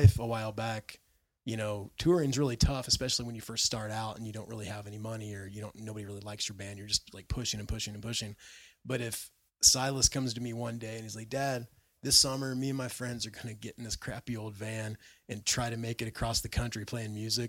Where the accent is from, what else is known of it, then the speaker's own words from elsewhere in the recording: Brazil; I'm from Brazil.